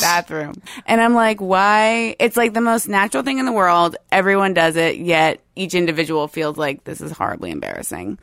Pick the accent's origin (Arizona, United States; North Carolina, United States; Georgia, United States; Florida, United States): Florida, United States; Tampa; moved away as an adult; also born or lived in Gainesville / Saint Augustine; now in Seattle, United States; I grew up near Tampa